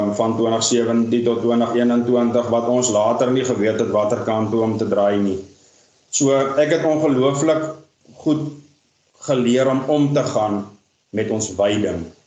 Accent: Vredendal, Western Cape, South Africa; born there; Maar nou, ek is gebore in Vredendal in die Weskaap. Um, ons het ons het getrek alhoewel noord toe.

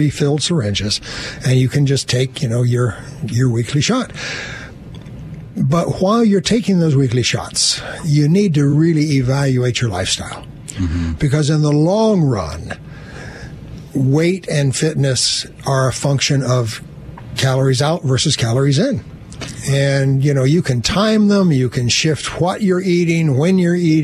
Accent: United States; now in Kirkland, United States; being an American, I speak kind of English.

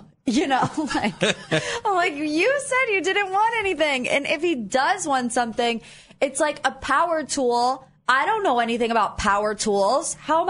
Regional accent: Perry, Ohio, United States; also born or lived in West Virginia; I grew up in Perry

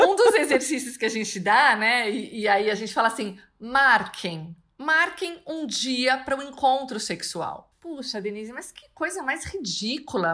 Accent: São Paulo, Brazil; eu sou de São Paulo

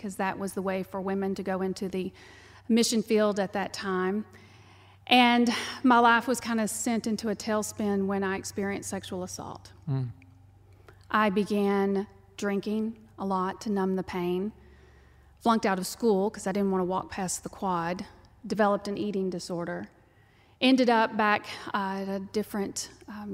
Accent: Texas, United States; accent: twang; you can tell by the twang that I'm from Texas. I was raised on a dirt ranch

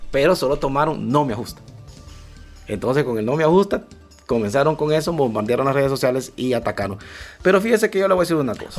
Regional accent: Honduras

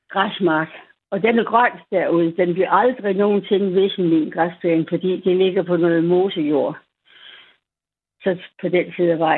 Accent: West Jutland, Central Denmark Region, Denmark; moved away; Jeg er fra oh, Vestjylland. Det er jo det. Jeg er fra Vestjylland.

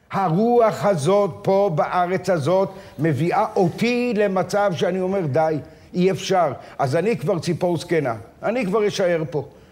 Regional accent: Maoz Haim, Northern District, Israel; also born or lived in Baghdad; גדלתי בקיבוץ מעוז חיים, חרשתי בשדה על יד הירדן

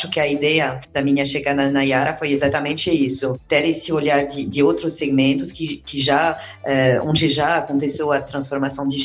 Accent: France; now in Brazil; sou, sou, estrangeira, né? Sou, sou francesa e libanesa. Agora, na verdade, faz oito anos que, estou aqui no

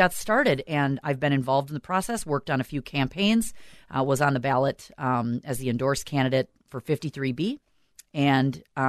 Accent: South St. Paul, Minnesota, United States; I'm originally from South St. Paul.

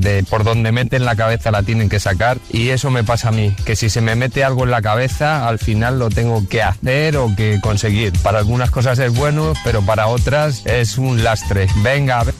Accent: Madrid, Community of Madrid, Spain; now in Leganés, Spain; Yo soy de Madrid

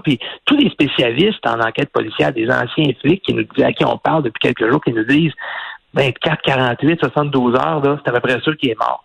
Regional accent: Quebec, Canada; chez nous au Québec

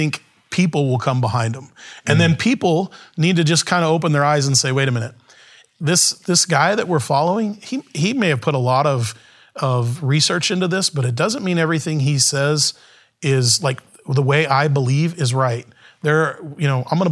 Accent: United States

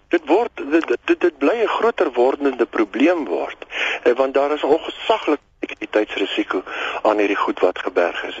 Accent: South Africa

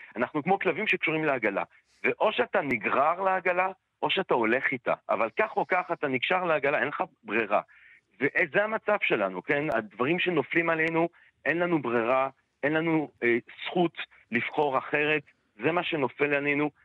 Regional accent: Antwerp, Flanders, Belgium; now in Israel; אני מאנטרפן, אז גדלתי כזה בעולם שכל הסבתות והסבות של כולם בגדול היו שורדי שואה

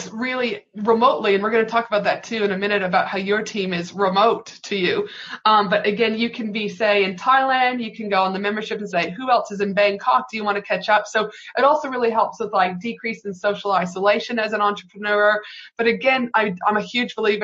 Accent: Canada; now in Brisbane, Australia; I'm from Canada

